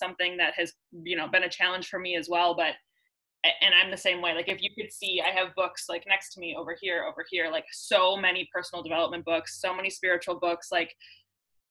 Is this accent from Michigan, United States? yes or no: no; Ohio, United States; growing up in Ohio, where like it's really not the norm to be a spiritual person.